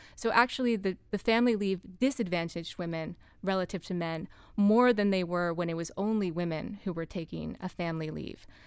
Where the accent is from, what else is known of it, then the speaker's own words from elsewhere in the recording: United States; as an American